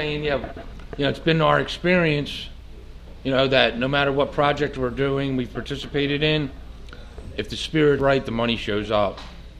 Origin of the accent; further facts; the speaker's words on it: Philadelphia, Pennsylvania, United States; I'm from Philadelphia.